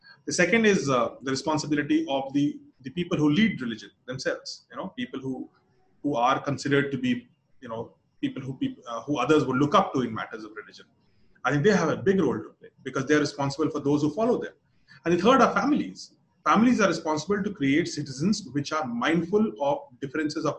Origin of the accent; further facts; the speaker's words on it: Lucknow, Uttar Pradesh, India; I come from Lucknow